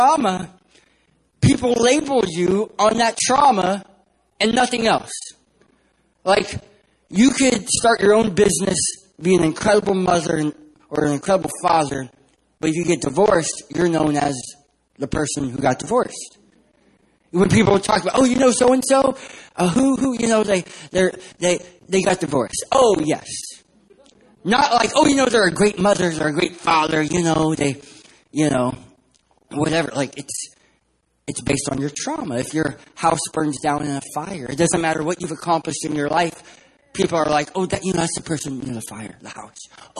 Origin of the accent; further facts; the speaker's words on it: San Diego, California, United States; I'm from San Diego, California, not San Diego, Texas